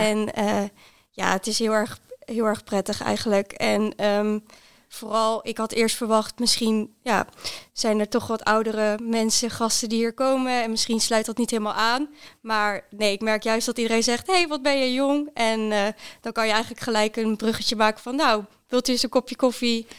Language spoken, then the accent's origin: Dutch; Netherlands; moved away as an adult; also born or lived in Groningen; now in Zwolle, Netherlands; ik kom oorspronkelijk uit Weijen